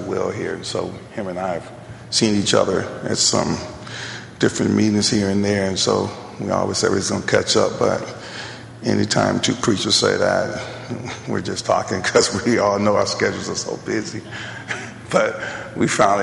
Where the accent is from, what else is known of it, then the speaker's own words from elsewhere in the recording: Selma, Alabama, United States; also born or lived in Grand Rapids, Michigan / Louisville; now in Birmingham, United States; I'm originally from Selma.